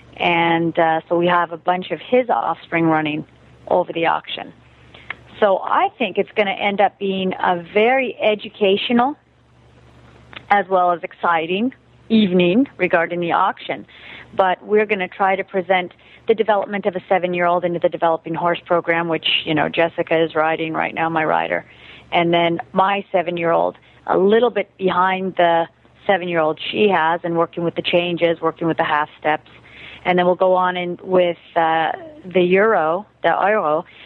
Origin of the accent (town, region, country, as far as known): United States; moved away as an adult; also born or lived in Germany